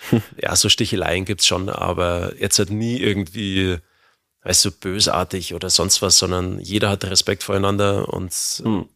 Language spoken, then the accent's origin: German; Germany; bei uns in Deutschland